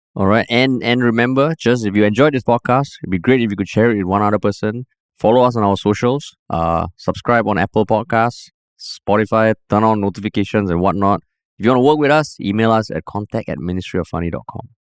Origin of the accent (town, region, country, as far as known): Singapore